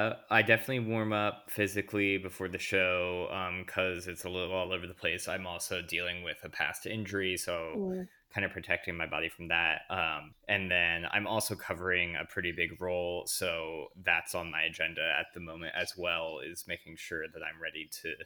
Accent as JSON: {"language": "English", "town": "Media", "region": "Pennsylvania", "country": "United States", "said": "I'm originally from Media, Pennsylvania, outside of Philadelphia."}